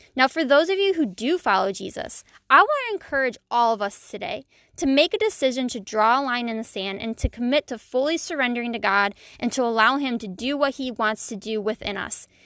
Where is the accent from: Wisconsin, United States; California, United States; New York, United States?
New York, United States; Buffalo; I was born and raised in Buffalo, New York, and I still live here.